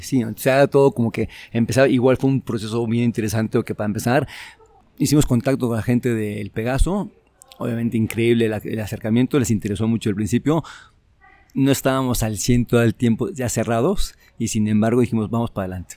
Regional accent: Mexico

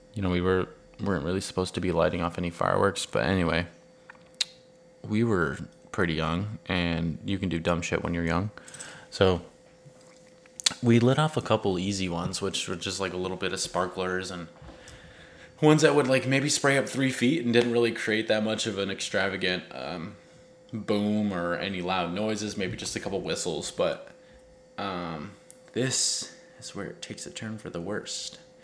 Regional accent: Richlands, North Carolina, United States; also born or lived in California; I grew up in Richland's primary, so I went there for first and second grade and then on to elementary school in Richlands

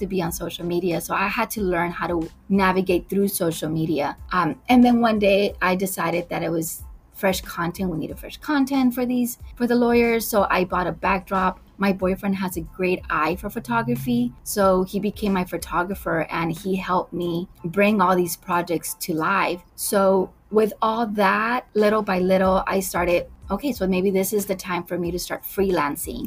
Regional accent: McAllen, Texas, United States; I was born and raised in McAllen, Texas

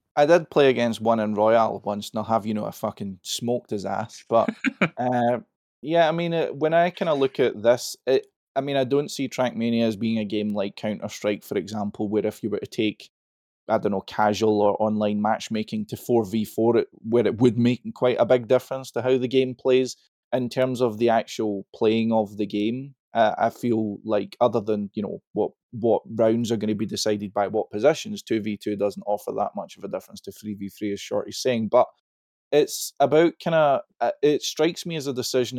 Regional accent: Scotland, United Kingdom; I'm Scottish.

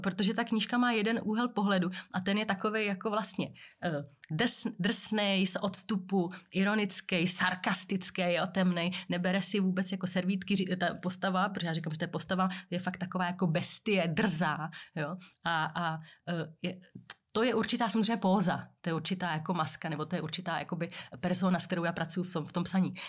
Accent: Czechia; tady u nás v Čechách není moc zvykem jako se vyjadřovat k tomu

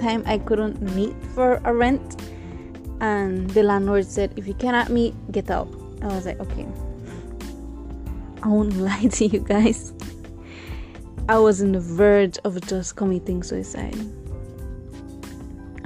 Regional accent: Corozal, Corozal District, Belize; I'm originally from Corozal.

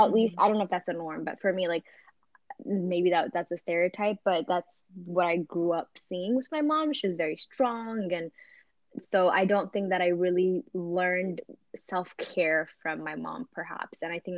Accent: Maryland, United States; also born or lived in Ethiopia; My pre-adult life was here, so I kind of still feel like I grew up in Maryland, and I grew, you know, my earlier childhood time was in Ethiopia.

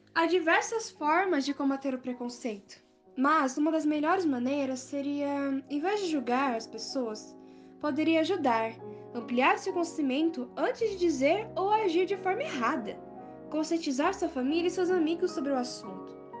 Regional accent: Mogi das Cruzes, São Paulo, Brazil; eu sou de Mogi das Cruzes

